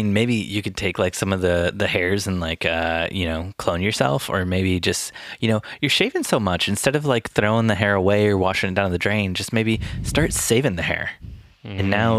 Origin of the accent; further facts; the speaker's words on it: Elkhart, Indiana, United States; I grew up in the Elkhart Goshen area where the RV Motorhome Hall of Fame is.